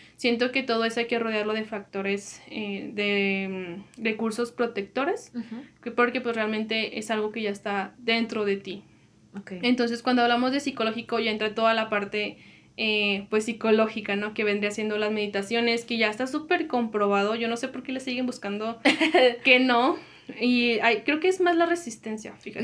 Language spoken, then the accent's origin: Spanish; Comarca Lagunera, Mexico; vivimos en, la laguna, dos estados se componen de uno